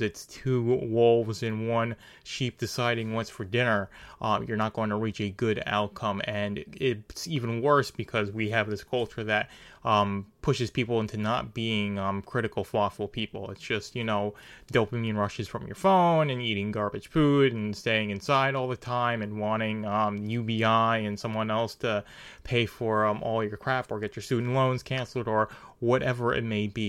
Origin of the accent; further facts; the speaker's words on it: New York, United States; I'm from New York